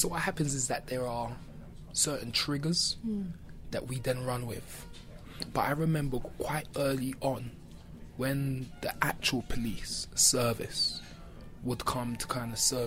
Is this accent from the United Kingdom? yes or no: yes; London, United Kingdom; growing up in Brixton